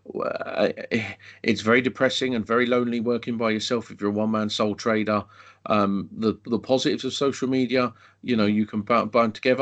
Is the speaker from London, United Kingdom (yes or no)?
yes; London, United Kingdom; moved away as an adult; I grew up in London. I then moved out of London